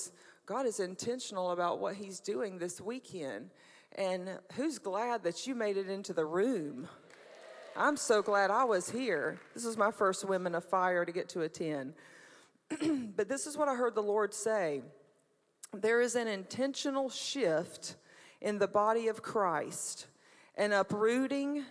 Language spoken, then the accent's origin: English; Brunswick, Georgia, United States; moved away as an adult; also born or lived in Jesup, Georgia; I was born in Brunswick, Georgia